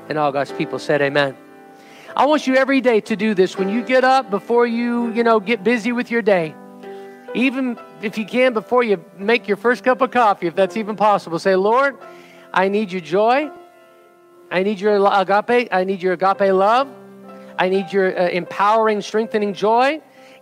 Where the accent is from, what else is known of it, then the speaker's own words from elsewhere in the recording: United States; we stand in representation of the United States of America today as American citizens, as U.S. citizens